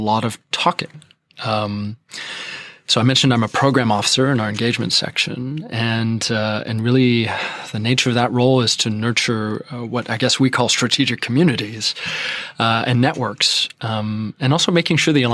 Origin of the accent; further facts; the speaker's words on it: Quebec, Canada; moved away as an adult; I'm Canadian. I'm from Quebec